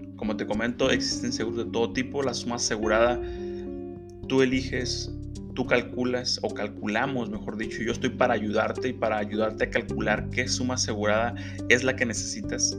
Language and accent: Spanish; Mexico; es algo que a todos como mexicanos nos impacta